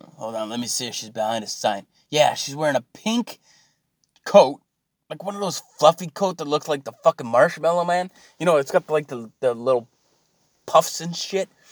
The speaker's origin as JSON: {"language": "English", "country": "Canada", "said": "I'm Canadian"}